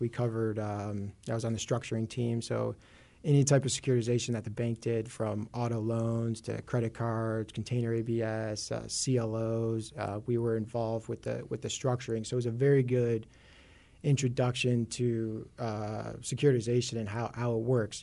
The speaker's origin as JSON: {"language": "English", "town": "Chicago", "region": "Illinois", "country": "United States", "tie": "born or raised there", "accent": "Chicago", "said": "I grew up in Chicago"}